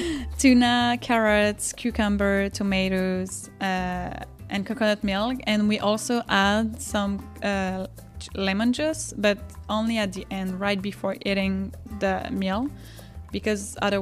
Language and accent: English; French Polynesia; moved away as an adult; also born or lived in Montreal, Canada; now in Hawaii, United States; I'm from Tahiti in French Polynesia. I studied for 3 years in Montreal, and now I'm living in Hawaii, living the dream.